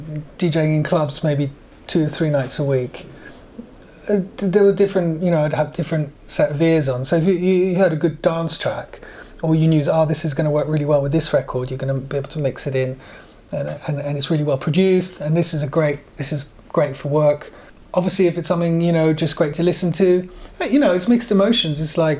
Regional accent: France; also born or lived in Belgium / England; I was brought up in France and Belgium and in England, moved around quite a bit.

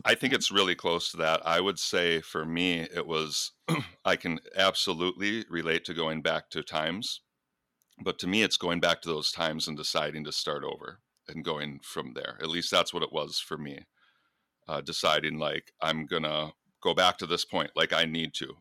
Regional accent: United States; also born or lived in Michigan / Minnesota; now in Iowa, United States; I'm from Michigan, Minnesota

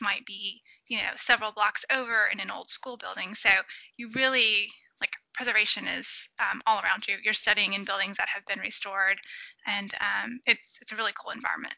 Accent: Alexandria, Louisiana, United States; also born or lived in New Orleans, Louisiana / Alabama / Savannah, Georgia; I am a Louisiana native. So I was born in New Orleans and then really grew up in Alexandria, which is in the central part of the state

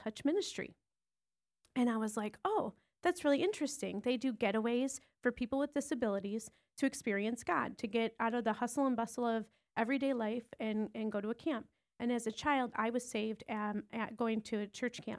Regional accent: Detroit, Michigan, United States; moved away as an adult; also born or lived in Wisconsin; we're originally from the Detroit, Michigan area

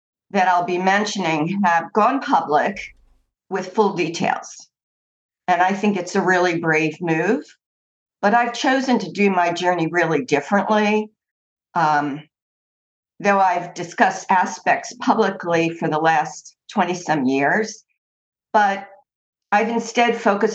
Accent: East Coast of the United States, United States; I grew up on the East Coast of the United States, in what was considered basically a Jewish middle-class neighborhood.

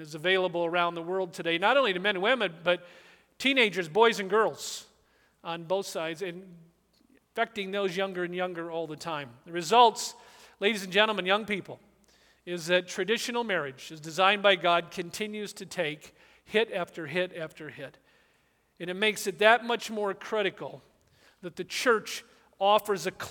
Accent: Southern California, United States; I grew up in Southern California.

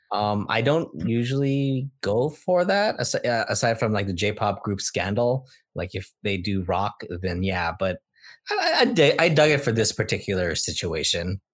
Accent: Bay Area, California, United States; growing up in the Bay Area

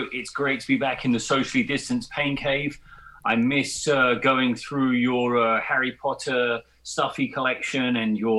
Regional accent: England, United Kingdom; I'm English.

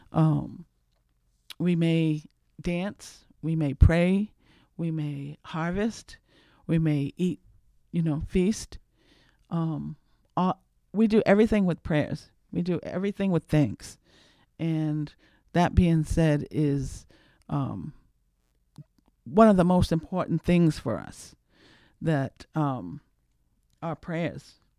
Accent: Cape Cod, Massachusetts, United States; moved away; I'm from Cape Cod.

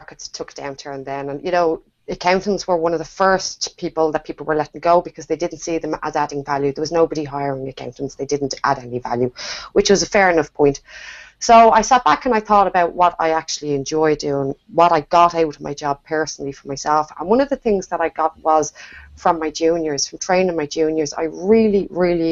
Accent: Dublin, Leinster, Ireland; I'm from Dublin in Ireland.

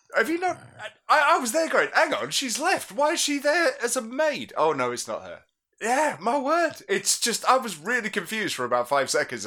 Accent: United Kingdom; we're British

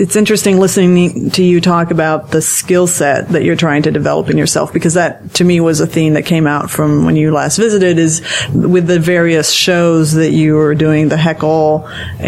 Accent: Burleson, Texas, United States; I grew up in Burleson, which isn't too far from Glen Rose.

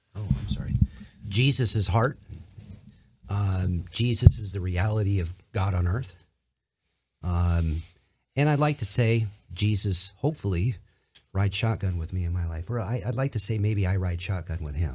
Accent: Colorado Springs, Colorado, United States; moved away as an adult; my hometown at that time in Colorado Springs, Colorado.

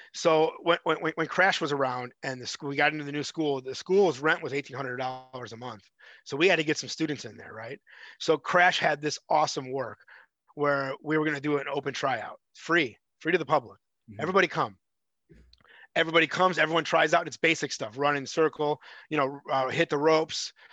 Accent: Chicago, Illinois, United States; I'm from Chicago

